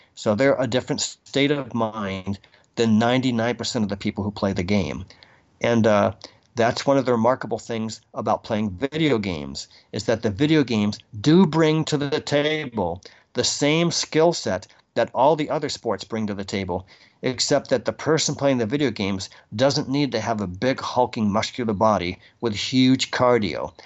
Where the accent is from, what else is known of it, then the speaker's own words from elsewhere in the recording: Boston, Massachusetts, United States; I'm from Boston